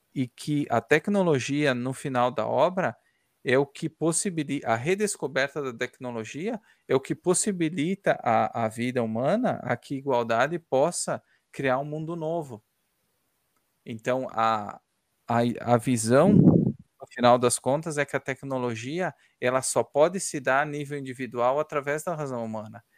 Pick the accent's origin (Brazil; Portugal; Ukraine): Ukraine; moved away; eu sou ucraniano